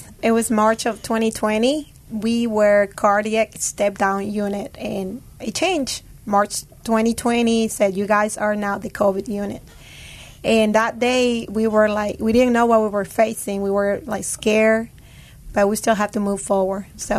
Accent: Peru; moved away; Actually, Peru was happy. Peru was still my happy place to go. Life was perfect over there. The reason why we moved

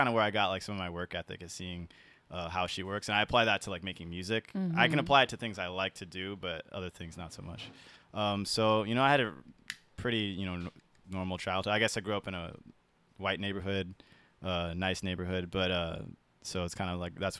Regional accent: San Diego, California, United States; also born or lived in South Carolina; So I was born in South Carolina. My dad was in the Navy, and then we moved to San Diego because he got relocated. And from there, I kind of just grew up in San Diego.

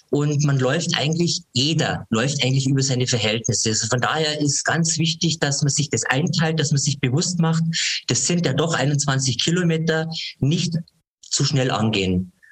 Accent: Ingolstadt, Bavaria, Germany; born there; Ich bin 57 Jahre alt, bin gebürtiger Ingolstädter, habe eigentlich schon immer Sport gemacht.

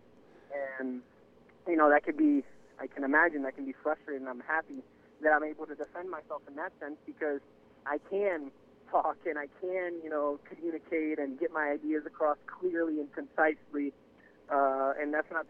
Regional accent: Waukegan, Illinois, United States; born there; first language Spanish; English is a second language; And so I was born in Chicago, rather Waukegan, Illinois. {S1} Mm-hmm. {S2} But I learned Spanish at home, and that was what I spoke until I started going to school. And then I started learning English.

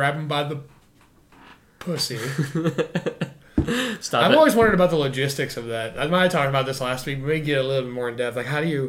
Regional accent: United Kingdom; I'm British.

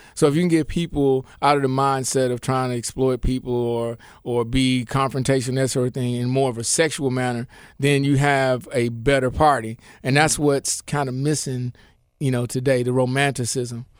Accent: Memphis, Tennessee, United States; I grew up in Memphis and I grew up wherever my father was stationed in the military

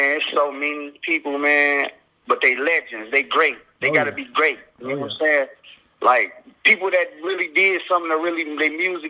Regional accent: Flint, Michigan, United States; I'm from Flint, Michigan. So I always grew up around that Michigan music, as far as

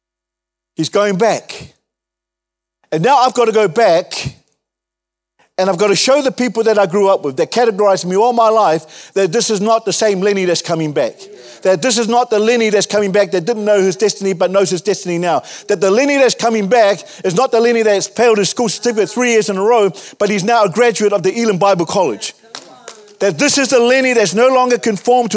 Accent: Wellington, New Zealand; moved away; I grew up in Wellington

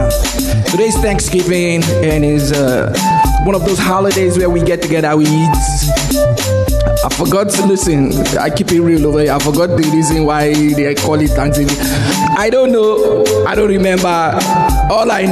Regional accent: Nigeria; moved away; I remember growing up in Nigeria

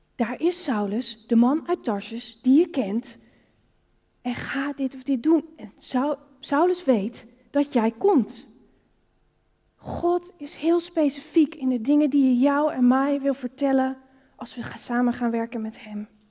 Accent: Netherlands; Als Nederlander is het hier met kerken om je heen waar je op bent gegroeid in de christelijke cultuur

